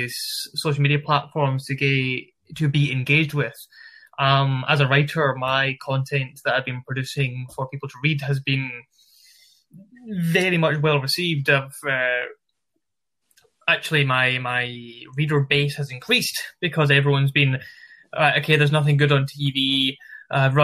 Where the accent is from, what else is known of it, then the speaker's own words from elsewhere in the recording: Glasgow, Scotland, United Kingdom; accent: Glasgow; moved away as an adult; also born or lived in Liverpool; now in Manchester, United Kingdom; So I'm originally based from Scotland, yeah. Glasgow. Studied university in Liverpool and live currently in Manchester.